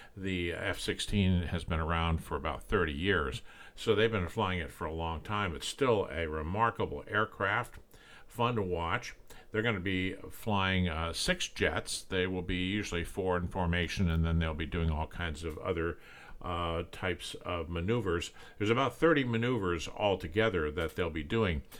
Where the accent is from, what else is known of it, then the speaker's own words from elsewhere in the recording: Long Beach, California, United States; I grew up in Southern California near Long Beach